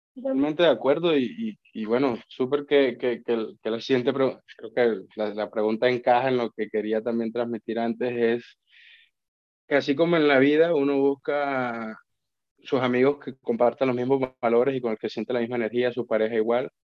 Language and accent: Spanish; Colombia; moved away as an adult; now in Spain; yo vengo de Colombia